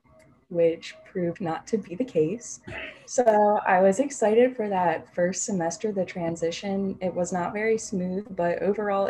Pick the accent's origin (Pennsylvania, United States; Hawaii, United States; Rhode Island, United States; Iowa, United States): Pennsylvania, United States; York; I'm from York, Pennsylvania